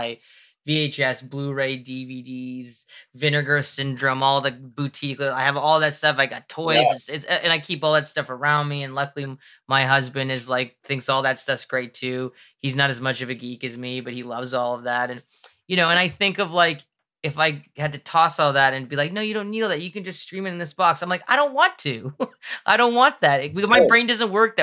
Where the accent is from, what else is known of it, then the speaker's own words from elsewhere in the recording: Mississauga, Ontario, Canada; There was a Jumbo Video near me where I grew up in Mississauga